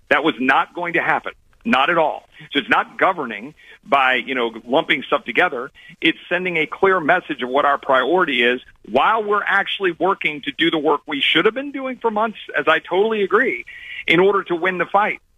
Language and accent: English; Texas, United States; as a Texan